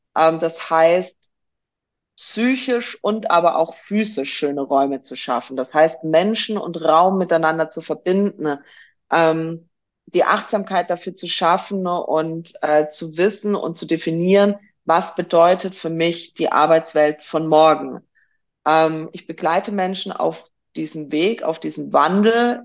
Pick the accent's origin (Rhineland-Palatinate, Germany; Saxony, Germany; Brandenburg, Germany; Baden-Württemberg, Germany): Baden-Württemberg, Germany; Swabia; im tiefsten, tiefsten ne, äh, schwäbischen Ländle, wie wir Schwaben so schön sagen